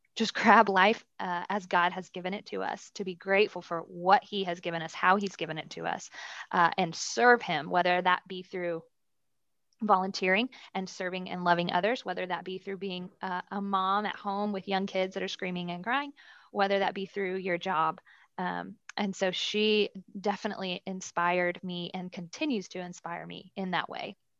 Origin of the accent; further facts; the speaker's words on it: Dallas, Texas, United States; Born and raised in Dallas, uh, under great Christian parents